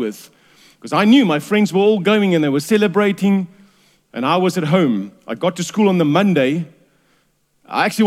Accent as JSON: {"language": "English", "town": "Durban", "region": "KwaZulu-Natal", "country": "South Africa", "tie": "born or raised there", "said": "I was raised in Durban"}